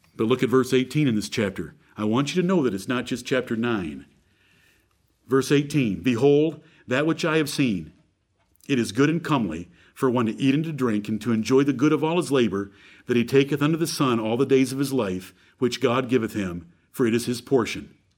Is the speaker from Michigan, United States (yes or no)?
yes; Michigan, United States; born two miles from where I was born in Michigan